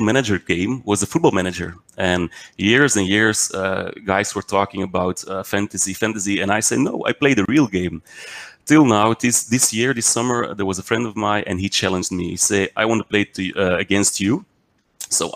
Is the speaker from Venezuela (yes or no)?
no; Belgium; also born or lived in Mechelen; I'm from Belgium. I live in Mechelen.